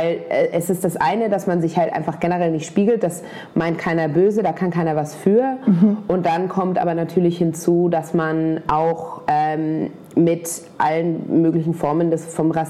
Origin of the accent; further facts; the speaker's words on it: Germany; wenn ich noch einmal sage, ich bin Deutsche, dann... Äh, knallt es aber, weil jemand, der aussieht wie ich, kann nicht deutsch sein.